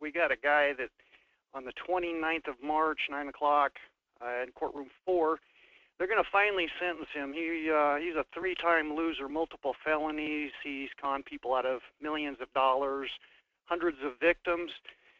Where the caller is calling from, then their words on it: Wasilla, Alaska, United States; I'm calling from Wasilla.